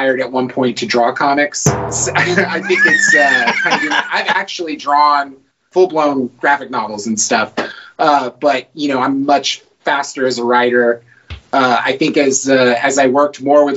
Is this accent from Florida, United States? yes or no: yes; Florida, United States; moved away; I'm from Florida originally